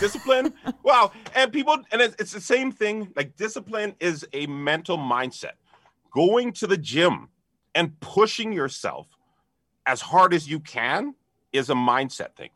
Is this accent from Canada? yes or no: yes; Canada; being Canadian